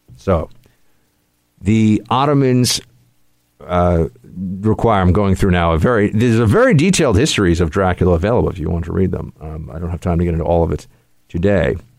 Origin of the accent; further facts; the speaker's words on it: New York City, New York, United States; this is my hometown. Uh, this is where I was born and raised